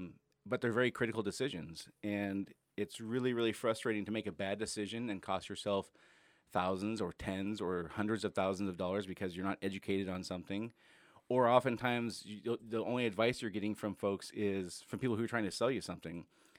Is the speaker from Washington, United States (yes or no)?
yes; Enumclaw, Washington, United States; also born or lived in Casper, United States; I was born in Casper, Wyoming, and I think I went to 16 schools growing up, something like that. We moved all around the place. Ended up out here in the late 80s when I was in sixth grade and moved to Enumclaw